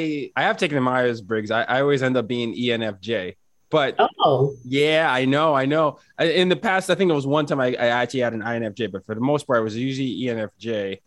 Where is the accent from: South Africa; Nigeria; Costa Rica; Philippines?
Nigeria; I'm from Nigeria. We have a lot of celebratory cultures